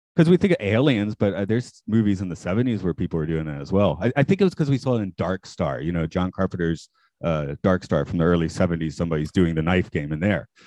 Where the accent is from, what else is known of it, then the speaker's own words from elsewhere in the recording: Atlanta, Georgia, United States; I'm from Atlanta